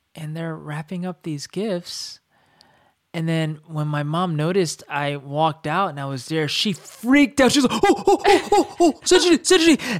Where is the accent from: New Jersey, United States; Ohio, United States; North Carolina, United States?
North Carolina, United States; we grew up in North Carolina